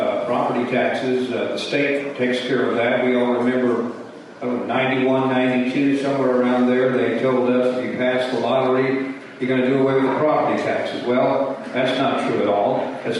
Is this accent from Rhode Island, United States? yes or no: no; Schulenburg, Texas, United States; I grew up here in Schulenburg and make my home. My wife and I live in Swissel.